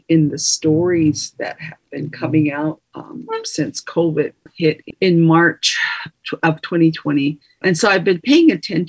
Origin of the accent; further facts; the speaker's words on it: Tohatchi, New Mexico, United States; I'm Diné from the Navajo Nation. My home community is Tohatchee